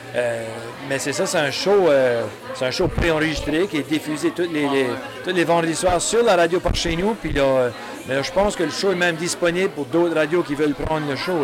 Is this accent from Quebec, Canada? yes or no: no; New Brunswick, Canada; chez nous, au Nouveau-Brunswick, le Nouveau-Brunswick, c'est, plutôt 60% anglophone, 40% francophone